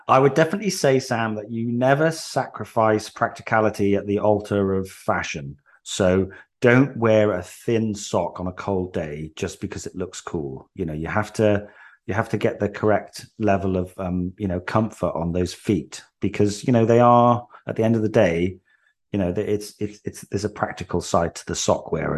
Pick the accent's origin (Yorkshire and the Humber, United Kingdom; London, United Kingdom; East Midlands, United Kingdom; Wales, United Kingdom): Wales, United Kingdom; moved away as an adult; now in England; I was born in England, but I moved to Wales when I was three. So I, I grew up in Wales.